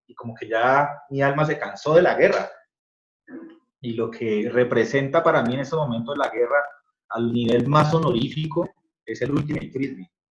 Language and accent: Spanish; Colombia; soy colombiano